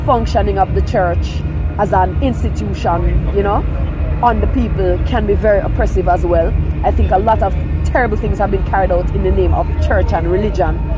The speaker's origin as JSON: {"language": "English", "region": "Kingston", "country": "Jamaica", "tie": "born or raised there", "also_born_or_lived": "Falmouth, Trelawny, Jamaica", "said": "originally from Trelawney, West what? Jamaica, yeah. And then I grew up in Kingston."}